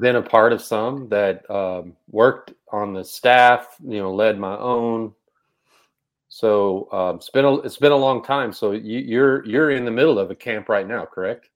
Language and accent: English; Texas, United States; I'm from Texas, we all play football